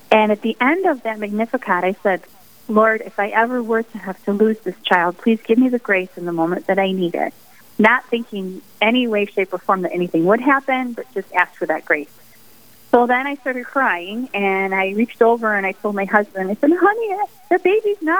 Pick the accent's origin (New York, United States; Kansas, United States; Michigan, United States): Michigan, United States; the Thumb of; moved away as an adult; now in Sioux Falls, United States; I'm originally from Michigan. I grew up in the Thumb of Michigan